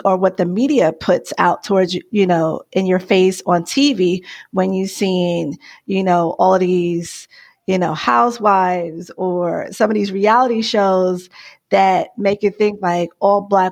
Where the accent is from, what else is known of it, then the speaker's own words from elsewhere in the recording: New York City, New York, United States; now in Arizona, United States; I'm originally from New York, the Bronx, really, Bronx, New York.